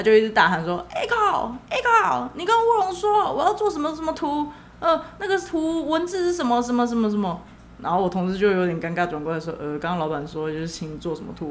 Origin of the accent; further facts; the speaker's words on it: Taiwan; 我台湾人我是没有看过有人这样子的